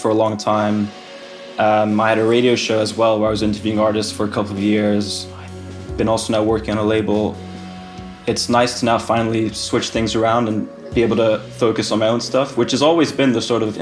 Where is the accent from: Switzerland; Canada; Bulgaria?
Switzerland; moved away as an adult; also born or lived in Finland; now in London, United Kingdom; I'm from Finland, but I grew up in Switzerland, actually. But I moved to London to study when I was 18.